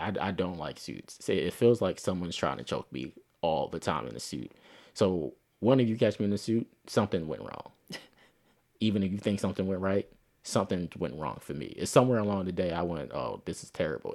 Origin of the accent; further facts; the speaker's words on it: Philadelphia, Pennsylvania, United States; accent: Philly African-American vernacular; I'm not from the South, but I'm from Philly